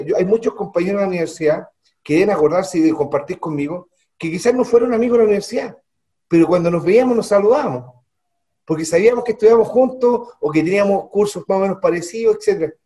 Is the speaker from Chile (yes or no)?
yes; Santiago, Santiago Metropolitan Region, Chile; moved away as an adult; also born or lived in Calama / Copiapó; Yo soy de Santiago, mi familia es de Santiago, mi madre es de los Andes